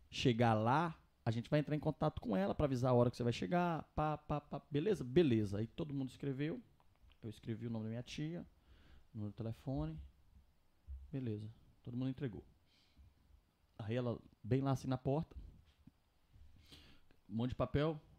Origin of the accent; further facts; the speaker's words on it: Governador Valadares, Minas Gerais, Brazil; now in Mexico; Sou brasileira, já tô aqui no México desde 2001 e eu vou fazer de tudo para que a viagem de vocês corra bem e tal. Eu sou da cidade de Governador Valadares.